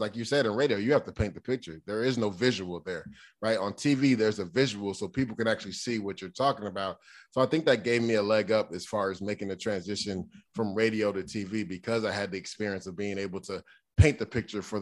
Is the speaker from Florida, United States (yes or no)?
yes; Tampa, Florida, United States; I'm from Tampa